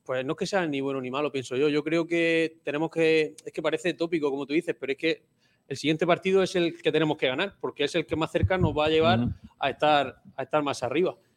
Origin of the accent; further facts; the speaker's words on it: Lorca, Region of Murcia, Spain; also born or lived in Burgos / Vigo; now in Málaga, Spain; yo soy de Lorca